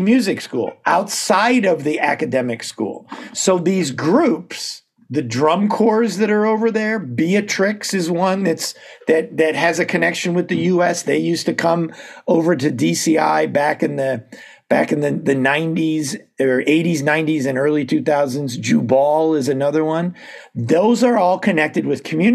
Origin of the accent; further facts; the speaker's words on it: Southern Tier, upstate New York, United States; moved away as an adult; also born or lived in Ithaca, New York; now in Bloomsburg, United States; High school, grade school was all in the Finger Lakes area of upstate New York and the southern. The southern tier, I guess, is a little bit more specific. Binghamton, Elmira, Corning, that general area.